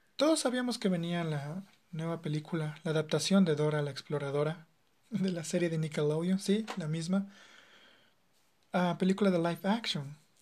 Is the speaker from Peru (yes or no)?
no; Ecuador